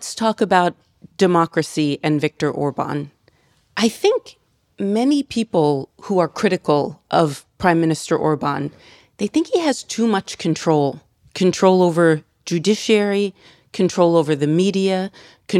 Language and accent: English; United States; I'm an American